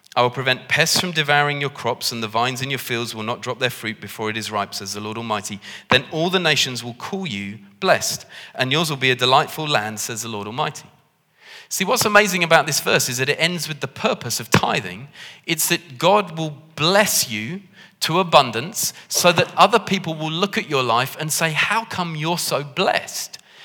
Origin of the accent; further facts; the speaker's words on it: United Kingdom; we're British